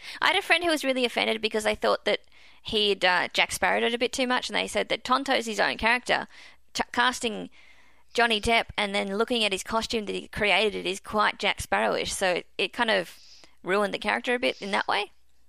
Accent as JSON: {"language": "English", "country": "Australia", "said": "as an Australian"}